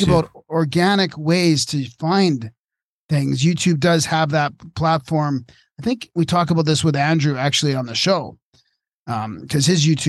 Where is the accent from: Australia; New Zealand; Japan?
Japan; English is a second language; moved away as an adult; now in United States; I grew up in Japan, so naturally I'm familiar with Shinto and Buddhism.